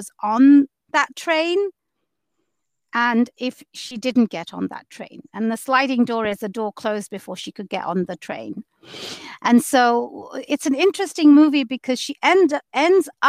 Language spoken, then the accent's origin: English; London, United Kingdom; moved away as an adult; now in Seattle, United States; I grew up in London